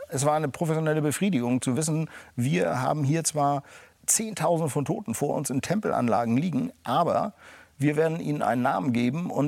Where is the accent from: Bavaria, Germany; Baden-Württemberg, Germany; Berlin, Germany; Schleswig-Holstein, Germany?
Schleswig-Holstein, Germany; Und als Schleswig-Holsteiner war das natürlich eine irre Geschichte